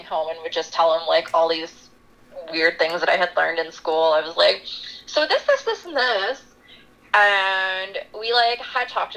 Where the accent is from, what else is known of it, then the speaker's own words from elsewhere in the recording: Southern Ontario, Canada; moved away as an adult; now in North Bay, Canada; I'm from Southern Ontario